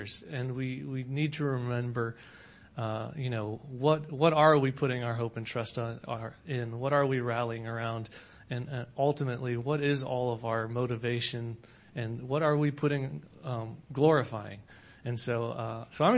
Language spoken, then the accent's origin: English; Nebraska, United States; moved away; I am from Nebraska originally. That's where I was born.